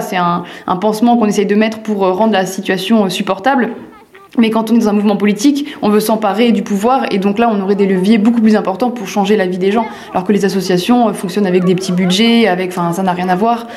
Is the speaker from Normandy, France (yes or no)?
yes; Évrecy, Normandy, France; J'ai grandi à Évrecy, une ville de 2000 habitants